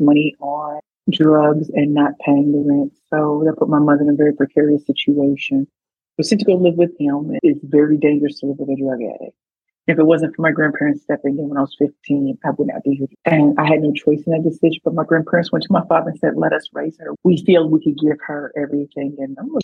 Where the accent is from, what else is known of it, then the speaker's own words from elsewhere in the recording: St. Louis, Missouri, United States; my story really started in St. Louis, Missouri. I'm from the Shelby State, St. Louis, Missouri. And I grew up with parents